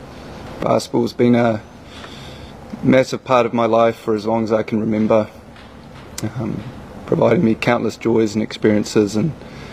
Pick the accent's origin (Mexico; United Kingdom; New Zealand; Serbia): New Zealand; Auckland; playing for the Breakers, my hometown team, in front of my friends and family.